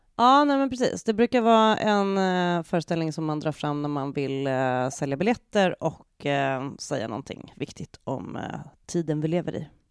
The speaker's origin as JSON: {"language": "Swedish", "country": "Sweden", "said": "som svensk"}